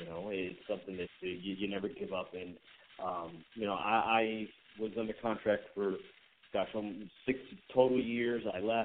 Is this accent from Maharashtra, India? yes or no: yes; Mumbai, Maharashtra, India; come out on top here in Mumbai, India, in front of my home country